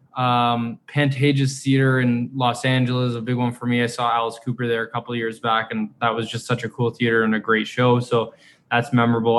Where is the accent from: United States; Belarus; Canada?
Canada; we're we're Canadian